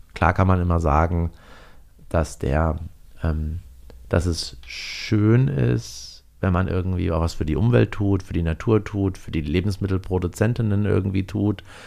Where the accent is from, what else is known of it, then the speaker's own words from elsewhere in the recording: GDR, East Germany, Germany; ich bin ja in der DDR geboren